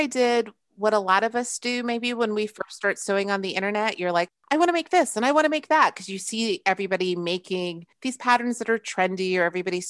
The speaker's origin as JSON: {"language": "English", "town": "Brooklyn", "region": "New York", "country": "United States", "tie": "born there", "lives_now": "Baltimore, United States", "said": "I'm not from Maryland originally. I was actually born in Brooklyn, New York. And then my mother joined the military. So I've lived all over the world and in different parts of the United States."}